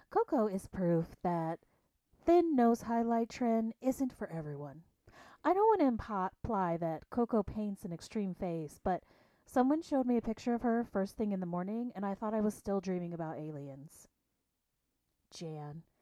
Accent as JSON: {"language": "English", "region": "Illinois", "country": "United States", "said": "I'm from the Payne, Illinois. I'm 43 years, so old."}